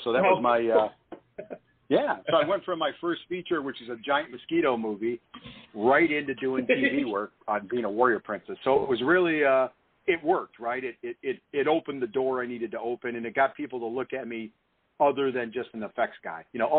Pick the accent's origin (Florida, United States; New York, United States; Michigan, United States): Michigan, United States; moved away as an adult; also born or lived in New Zealand / California; Actually, I'm from Michigan. I grew up in Michigan.